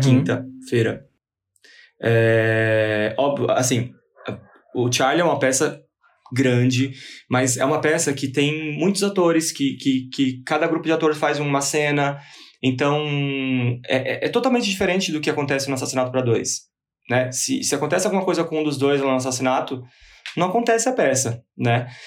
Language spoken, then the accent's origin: Portuguese; São Paulo, Brazil; Sou daqui de São Paulo.